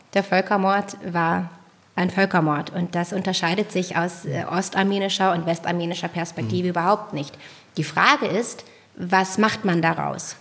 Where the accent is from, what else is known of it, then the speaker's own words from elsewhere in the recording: Germany; als Deutsche